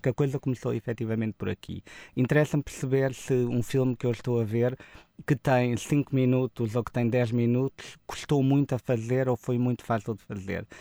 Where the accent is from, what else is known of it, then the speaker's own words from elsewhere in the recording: Portimão, Algarve, Portugal; nós somos de Portimão